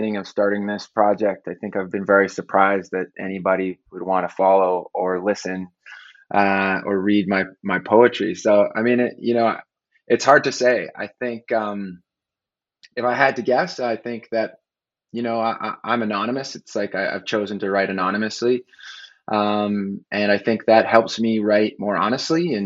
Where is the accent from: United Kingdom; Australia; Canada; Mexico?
Canada; moved away as an adult; now in United States; I'm Canadian